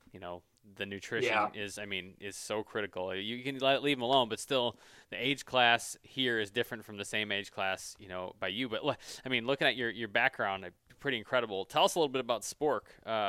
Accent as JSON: {"language": "English", "region": "Michigan", "country": "United States", "said": "So clearly we're from Michigan"}